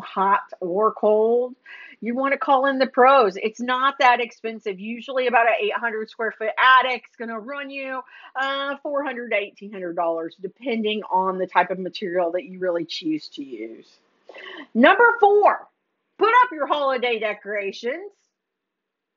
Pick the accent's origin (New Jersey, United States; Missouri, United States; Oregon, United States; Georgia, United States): Missouri, United States; moved away as an adult; now in Texas, United States; I'm from Missouri